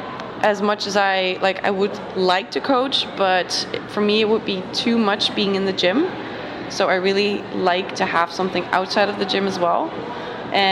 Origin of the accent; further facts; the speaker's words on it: 50 kilometers north of Amsterdam, North Holland, Netherlands; my hometown is about, like, 50 kilometers north of Amsterdam